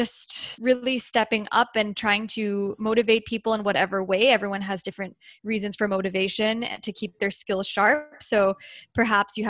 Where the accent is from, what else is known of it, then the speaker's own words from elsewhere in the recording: United States; as an American